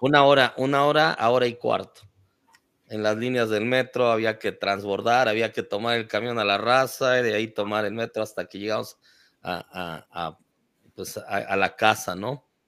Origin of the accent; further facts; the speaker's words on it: Mexico City, Mexico; moved away; also born or lived in Tijuana; Crecí en la Ciudad de México